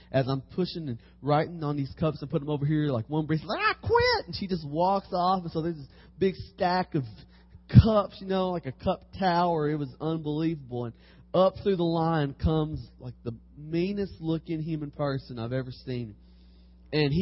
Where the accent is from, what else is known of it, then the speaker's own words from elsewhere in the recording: Harrodsburg, Kentucky, United States; I'm from Harrodsburg, Kentucky, Mercer County